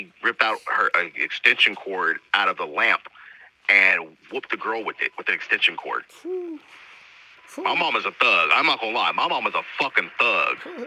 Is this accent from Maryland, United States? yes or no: no; Los Angeles, California, United States; now in San Mateo, United States; I'm originally from Roland 40's neighborhood crib from L.A., 42nd of Vermont